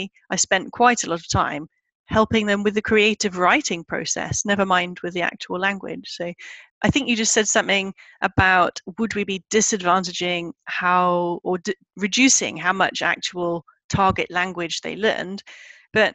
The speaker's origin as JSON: {"language": "English", "region": "Midlands", "country": "United Kingdom", "also_born_or_lived": "Glasgow / Paris", "moved": "as an adult", "said": "I am English. I'm from, you know, the Midlands"}